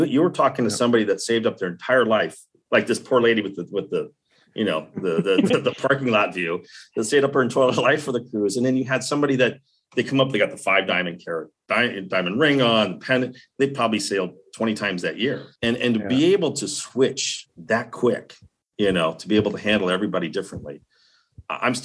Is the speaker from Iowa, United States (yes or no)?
yes; Guttenberg, Iowa, United States; moved away; Coming from Iowa, from a very small little dinky town, which I love to death